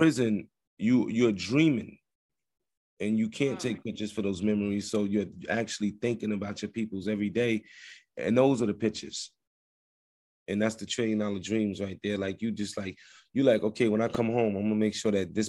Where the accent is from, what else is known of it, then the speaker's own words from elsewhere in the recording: Trenton, New Jersey, United States; also born or lived in New York City; I'm from Trent, New Jersey, via New York City